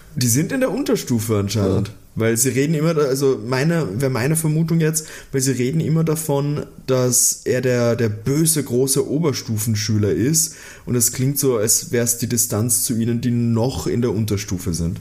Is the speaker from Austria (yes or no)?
yes; Austria; als Österreicher, der mit so einer Musik aufgewachsen ist